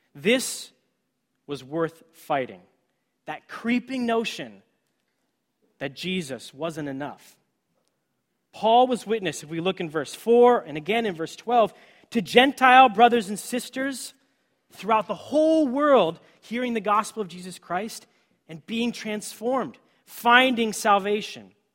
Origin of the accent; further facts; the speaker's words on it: Washington, United States; I grew up on the West Coast in the state of Washington